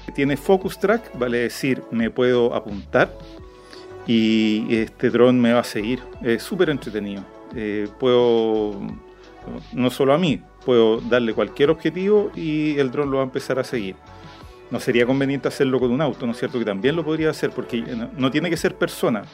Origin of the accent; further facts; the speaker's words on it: Chile; accent: Chilean; el chileno, eh, nuestra forma de hablar puede ser complicada